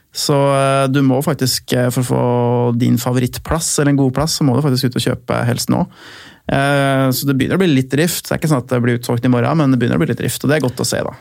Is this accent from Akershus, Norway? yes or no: yes; Lillestrøm, Akershus, Norway; da jeg vokste opp i Lillestrøm og jeg var liten gutt